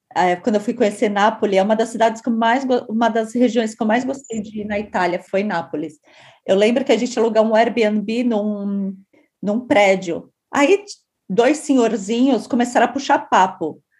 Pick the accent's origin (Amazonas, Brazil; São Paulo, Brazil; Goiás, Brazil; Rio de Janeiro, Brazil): São Paulo, Brazil; nós três aqui somos de São Paulo